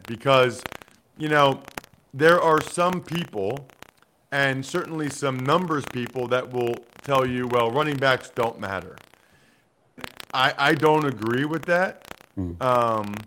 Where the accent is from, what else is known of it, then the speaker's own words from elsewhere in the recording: Wyomissing, Pennsylvania, United States; the pride of Wyomissing, Pennsylvania.